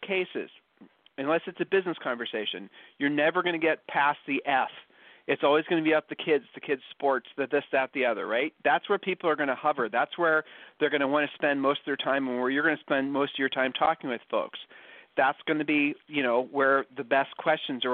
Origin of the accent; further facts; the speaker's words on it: Ohio, United States; accent: Ohio accent; moved away as an adult; now in Texas, United States; we're originally from Ohio